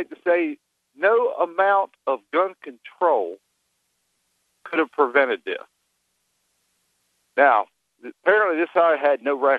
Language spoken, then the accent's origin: English; Maryland, United States; now in Northern Michigan, United States; Yeah, I'm calling you from Northern Michigan. I'm formerly from Maryland. The reason that I called was because you had a feller by the name of Glenn on a little while ago, and he seemed to carry the mentality of Maryland that actually made me want to leave the state.